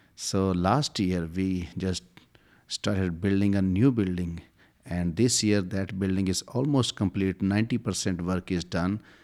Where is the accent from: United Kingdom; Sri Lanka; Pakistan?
Pakistan; I'm from Pakistan.